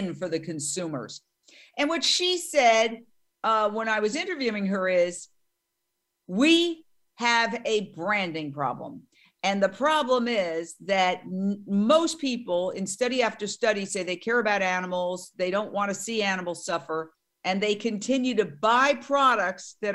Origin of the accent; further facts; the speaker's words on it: New York, United States; now in Los Angeles, United States; being a New Yorker